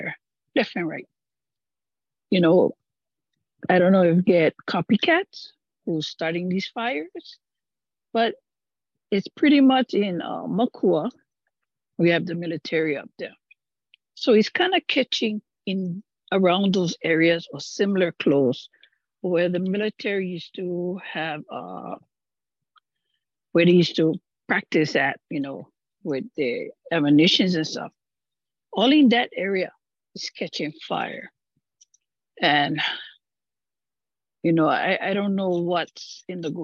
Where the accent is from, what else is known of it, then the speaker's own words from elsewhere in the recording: Maui, Hawaii, United States; I'm from Maui. I live up country Makaurau